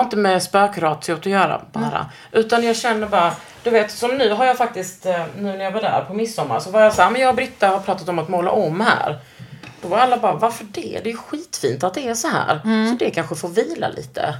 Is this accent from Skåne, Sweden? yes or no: yes; Skåne, Sweden; also born or lived in Austria; jag är från Skåne